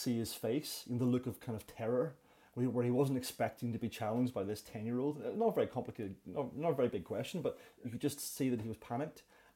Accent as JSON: {"language": "English", "town": "Belfast", "region": "Northern Ireland", "country": "United Kingdom", "tie": "born or raised there", "also_born_or_lived": "London", "moved": "as an adult", "said": "I was born in Belfast, oldest of three brothers"}